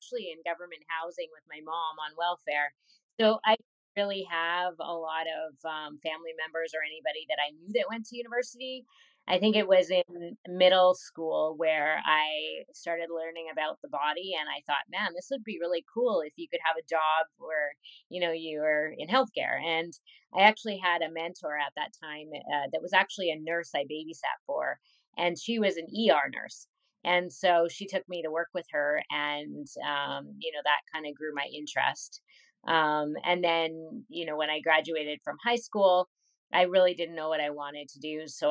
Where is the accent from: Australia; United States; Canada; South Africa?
Canada; Winnipeg, Manitoba; I was born in Winnipeg and I stayed here and I still live here